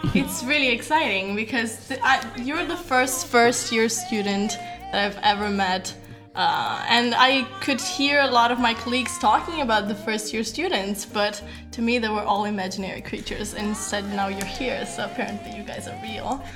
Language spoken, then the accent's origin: English; Sicily, Italy; now in Trento, Italy; when I first moved here, it was such a big change for me as well because I come from Sicily